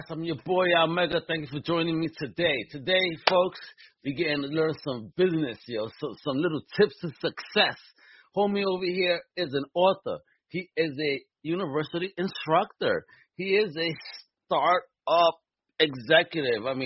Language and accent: English; New York City, New York, United States; now in Southeast, United States; as a Brooklynite.